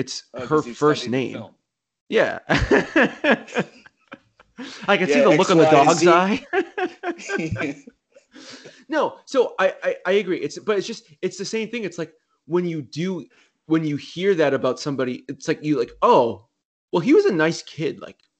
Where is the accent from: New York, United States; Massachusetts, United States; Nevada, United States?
Massachusetts, United States; South Shore of; so we're both from the South Shore of Massachusetts.